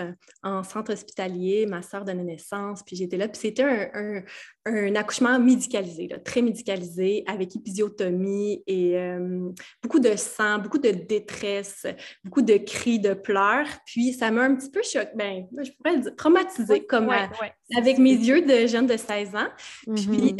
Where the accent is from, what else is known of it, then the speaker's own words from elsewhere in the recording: Val-d'Or, Quebec, Canada; je viens de l'Abitibi-Témiscamingue, de Val-d'Or plus précisément